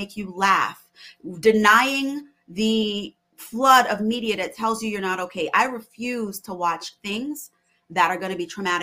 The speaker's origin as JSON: {"language": "English", "country": "Barbados", "also_born_or_lived": "West Indies", "moved": "yes", "said": "my cultural identity as a Barbadian woman, as an immigrant"}